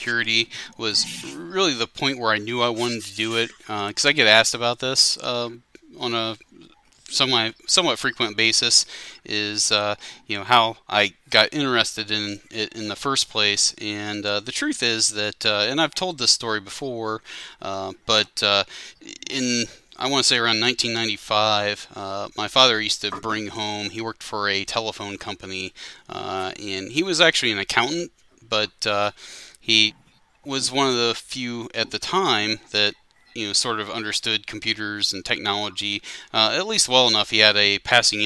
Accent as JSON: {"language": "English", "region": "Ohio", "country": "United States", "tie": "born or raised there", "also_born_or_lived": "Greater Cincinnati", "moved": "as an adult", "lives_now": "Cincinnati, United States", "said": "back in my hometown"}